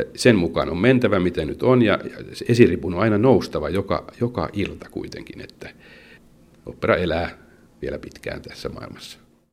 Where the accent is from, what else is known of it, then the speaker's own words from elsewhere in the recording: Pori, Satakunta, Finland; mä oon entinen jääkiekkoilija, kun mä oon porilainen